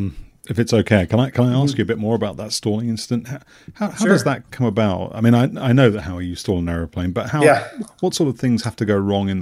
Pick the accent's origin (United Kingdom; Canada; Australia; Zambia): United Kingdom; Newmarket, East of England; I grew up in Newmarket